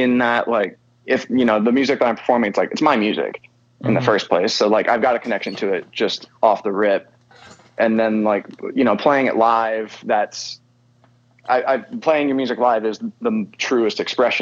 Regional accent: San Jose, California, United States; my hometown, San Jose, California.

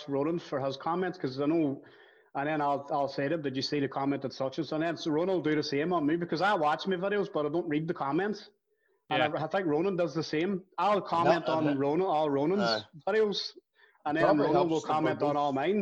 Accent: Derry, Northern Ireland, United Kingdom; I was a shy wee fella growing up in the Ballycommon.

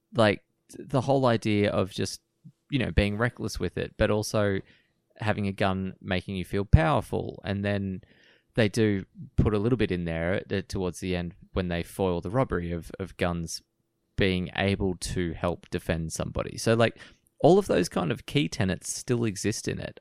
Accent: Australia; we grew up in Australia

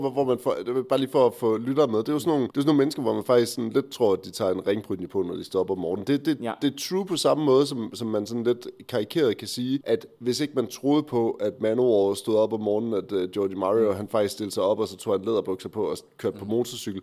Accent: Aarhus, Central Denmark Region, Denmark; Jeg kommer fra Aarhus.

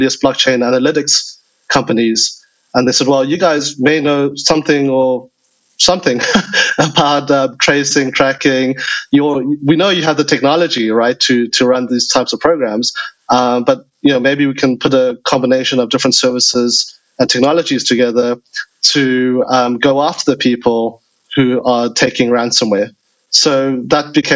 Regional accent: South Africa; moved away; also born or lived in United States / China; I grew up in South Africa, studied in the US, was one of the first people on fintech in China for 10 years

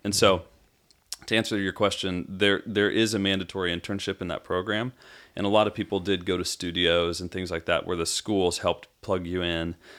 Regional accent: Arizona, United States; now in Franklin, Tennessee, United States; from Arizona, from growing up in Arizona

